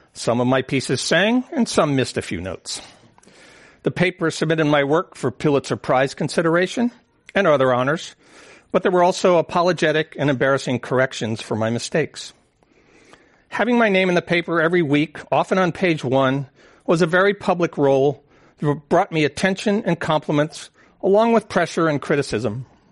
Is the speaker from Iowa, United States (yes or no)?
no; San Francisco, California, United States; growing up in San Francisco